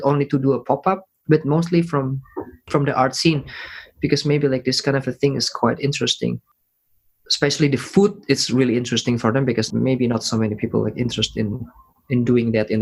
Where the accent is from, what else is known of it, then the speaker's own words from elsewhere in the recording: Indonesia; moved away; I'm from Indonesia